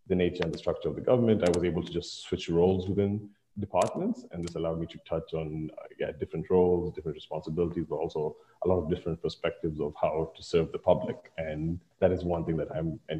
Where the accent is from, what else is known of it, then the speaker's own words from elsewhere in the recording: Kenya; moved away as an adult; now in Prince Edward Island, Canada; I was coming from Africa, like, or Kenya specifically, like a lot of international students